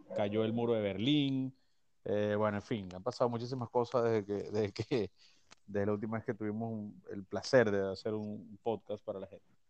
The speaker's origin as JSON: {"language": "Spanish", "town": "Naguanagua", "region": "Carabobo", "country": "Venezuela", "tie": "born or raised there", "said": "Yo soy nacido en Naguanagua. Yo soy naguanahuense"}